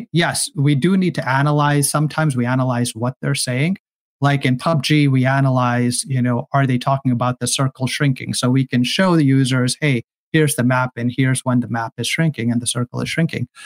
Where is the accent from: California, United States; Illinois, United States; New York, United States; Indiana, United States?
California, United States; I come from Silicon Valley, and so here there's a saying: just build a product